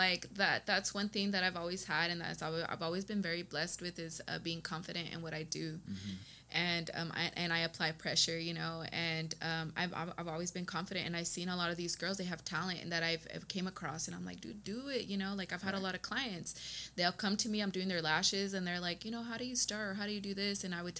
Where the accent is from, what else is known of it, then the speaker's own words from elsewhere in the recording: Texas, United States; I'm from West Texas. Or Texas, yes. In general. I'm a Texas girl, yes. I've moved around a lot of places in Texas.